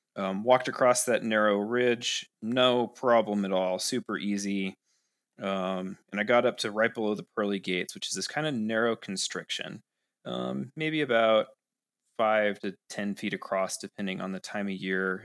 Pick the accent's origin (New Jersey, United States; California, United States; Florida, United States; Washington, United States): Washington, United States; Seattle; moved away as an adult; now in Ogden, United States; I grew up in Seattle